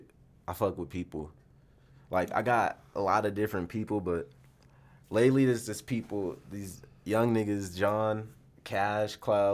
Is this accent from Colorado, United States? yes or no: yes; Aurora, Colorado, United States; also born or lived in Denver / Baltimore; I'm from Colorado. I mainly grew up in, like, Aurora, Denver type shit.